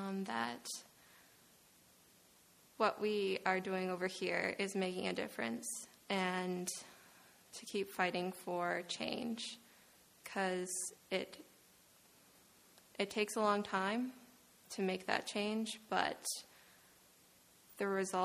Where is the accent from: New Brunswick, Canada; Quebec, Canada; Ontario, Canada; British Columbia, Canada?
New Brunswick, Canada; Petitcodiac; I'm from Petticodiac.